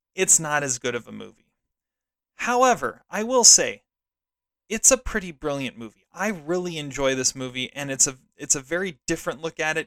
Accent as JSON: {"language": "English", "town": "Seattle", "region": "Washington", "country": "United States", "said": "I'm from Seattle. I'm a Seattle sports fan"}